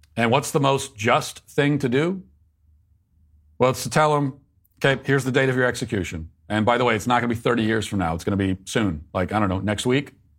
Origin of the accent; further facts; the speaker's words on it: Virginia, United States; moved away; my home state of uh, Virginia